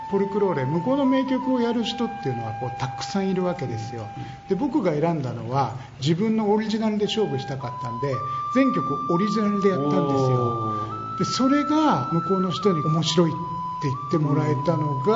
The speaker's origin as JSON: {"language": "Japanese", "country": "Japan", "said": "日本人なので"}